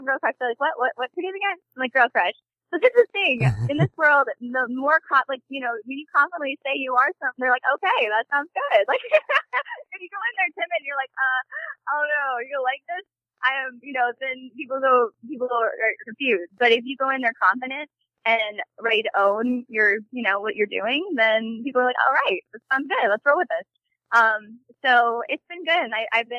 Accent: St. Louis, Missouri, United States; I'm from St. Louis, Missouri.

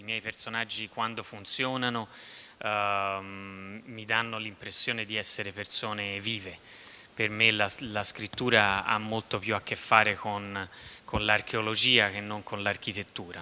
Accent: southern Tuscany, Italy; dalle mie parti nella bassa toscana si dice la, la, sola, per dire la fregatura

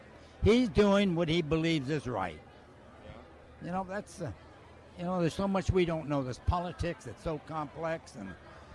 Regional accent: San Francisco, California, United States; I was born in San Francisco.

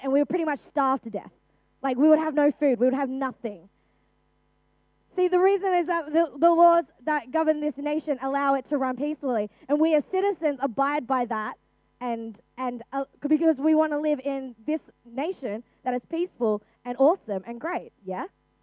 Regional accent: Australia; I'm an Australian citizen, born and raised in Australia.

